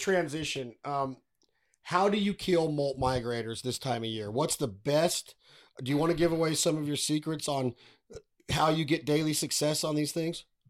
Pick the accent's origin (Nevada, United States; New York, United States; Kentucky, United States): Nevada, United States; I'm from Nevada